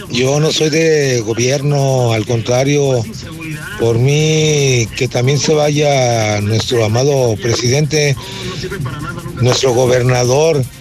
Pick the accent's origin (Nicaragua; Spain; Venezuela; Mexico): Mexico; yo opino que, que todos somos mexicanos, no, y todos tenemos derecho al servicio médico